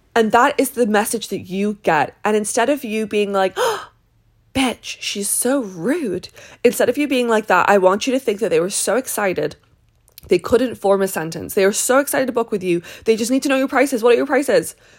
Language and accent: English; British / England, United Kingdom; moved away; my culture of being British